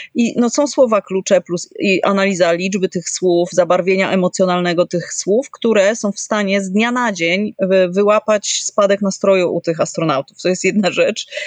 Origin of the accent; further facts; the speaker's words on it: Kraków, Lesser Poland, Poland; No ja jestem z Krakowa